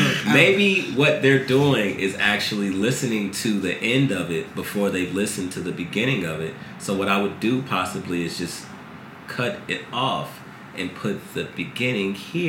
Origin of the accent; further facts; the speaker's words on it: Midwest, United States; Bro, I'm from the Midwest.